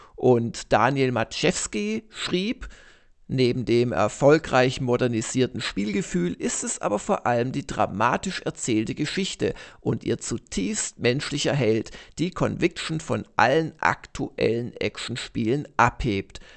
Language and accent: German; Ilsfeld, Baden-Württemberg, Germany; in Ilsfeld waren, in meinem Heimatdorf